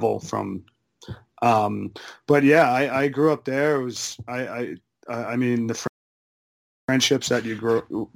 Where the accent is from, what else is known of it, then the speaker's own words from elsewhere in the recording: Long Beach, New York, United States; growing up in Long Beach, we had the rink right down the block